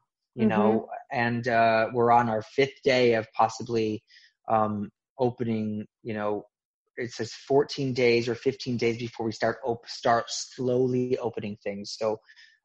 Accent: Midwest, United States; I grew up in the Midwest

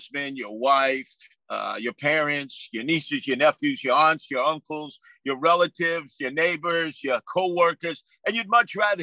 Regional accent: New York City, New York, United States; I was raised by my father and mother in Canarsie, Brooklyn

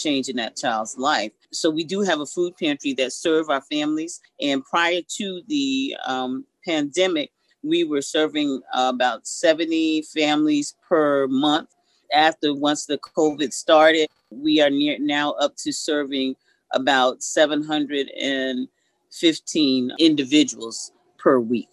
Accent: Southampton, New York, United States; I was born and raised here in Southampton

